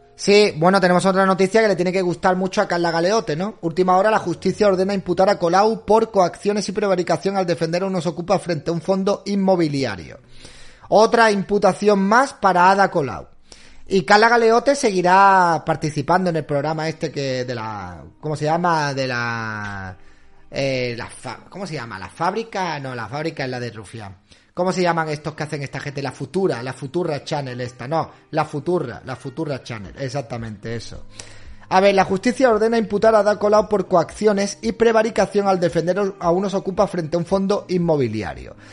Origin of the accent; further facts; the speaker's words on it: Málaga, Andalusia, Spain; Yo no soy catalán, yo soy andaluz, soy malagueño, soy boquerón.